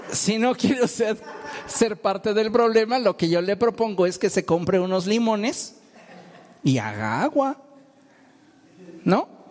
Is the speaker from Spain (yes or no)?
no; Mexico